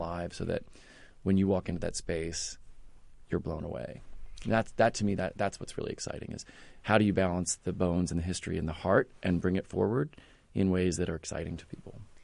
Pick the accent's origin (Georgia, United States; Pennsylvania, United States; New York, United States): Pennsylvania, United States; outside of Philadelphia; moved away as an adult; also born or lived in Longwood Gardens, Pennsylvania; now in Indianapolis, United States; I grew up, uh, in, outside of Philadelphia